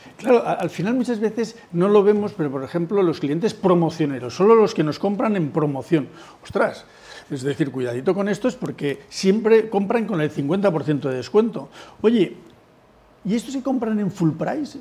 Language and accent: Spanish; Spain